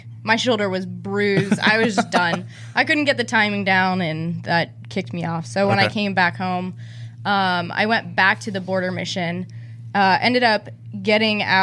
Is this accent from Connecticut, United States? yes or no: no; Pennsylvania, United States; I'm from Pennsylvania